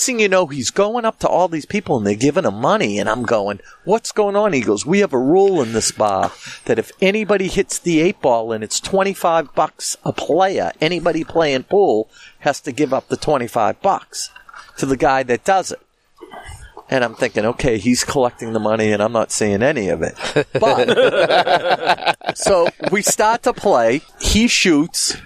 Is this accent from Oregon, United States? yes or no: no; Boston, Massachusetts, United States; the Boston area